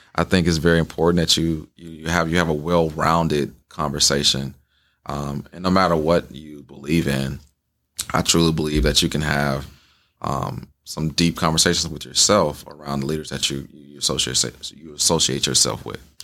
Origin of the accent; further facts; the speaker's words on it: the South, United States; now in Wisconsin, United States; I grew up in the South